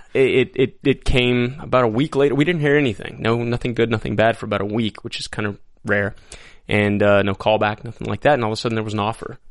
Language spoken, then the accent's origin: English; El Paso, Texas, United States; also born or lived in Lubbock, Texas; I grew up in El Paso, Texas